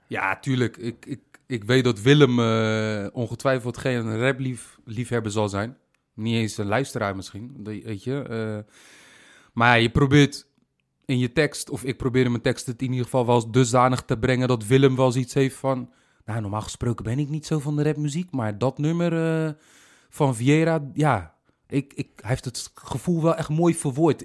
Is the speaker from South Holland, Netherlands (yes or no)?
yes; Rotterdam, South Holland, Netherlands; accent: Rotterdam; Rotterdam, de plek waar ik ben geboren en getogen